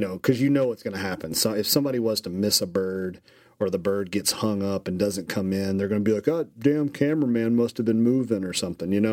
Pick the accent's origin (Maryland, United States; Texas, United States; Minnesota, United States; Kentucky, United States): Kentucky, United States; I'm from Kentucky